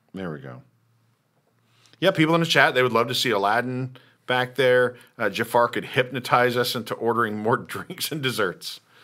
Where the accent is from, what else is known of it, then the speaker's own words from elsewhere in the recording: Lawrence, Kansas, United States; I grew up in Kansas, right? I'm from Lawrence